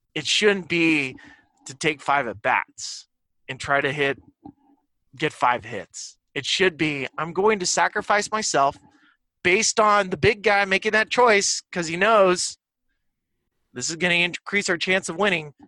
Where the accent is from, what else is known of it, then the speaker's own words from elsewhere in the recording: Santa Barbara, California, United States; I grew up in Santa Barbara